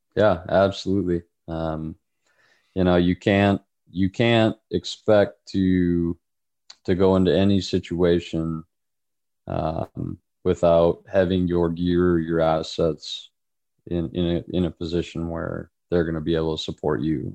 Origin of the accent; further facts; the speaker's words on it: United States; we as an American society